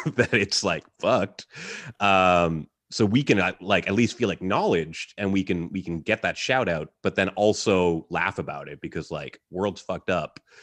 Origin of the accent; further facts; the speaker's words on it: Halifax, Nova Scotia, Canada; I grew up in Halifax